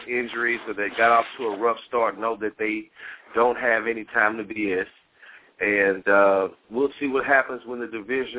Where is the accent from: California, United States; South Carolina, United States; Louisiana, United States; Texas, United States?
Louisiana, United States; moved away; I was born in Louisiana